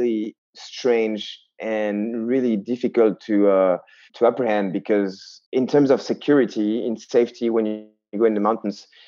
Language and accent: English; southwest France, France; also born or lived in Basque Country / Landes; I had the chance to grow up in the southwest of France, between the mountains and the ocean